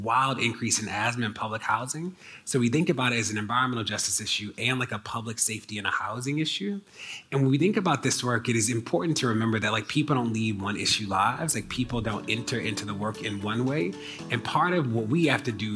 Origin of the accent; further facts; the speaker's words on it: Maryland, United States; my home state of Maryland